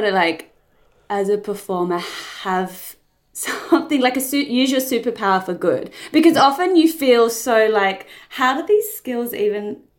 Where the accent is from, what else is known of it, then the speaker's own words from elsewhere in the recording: Perth, Western Australia, Australia; now in Sydney, Australia; I'm from Perth.